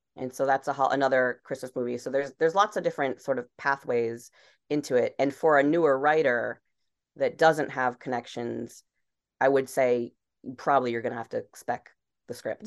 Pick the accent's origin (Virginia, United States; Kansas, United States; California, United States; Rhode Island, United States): Rhode Island, United States; Barrington; moved away as an adult; also born or lived in Los Angeles; I grew up on Rhode Island